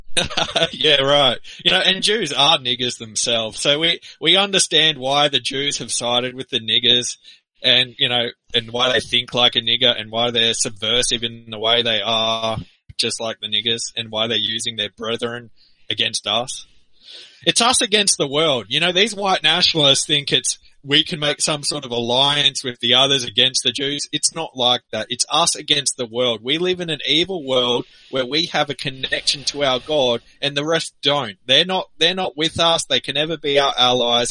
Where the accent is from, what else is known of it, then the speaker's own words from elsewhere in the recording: Australia; as a guy who lives in Australia